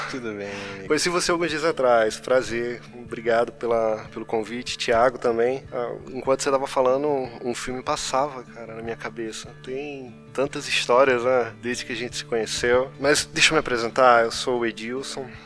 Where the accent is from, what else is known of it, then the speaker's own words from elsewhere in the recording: João Pessoa, Paraíba, Brazil; now in Curitiba, Brazil; Ah, eu fui para Curitiba, aqui para Curitiba, né? Saí lá de João Pessoa e fiquei um tempo no Jucum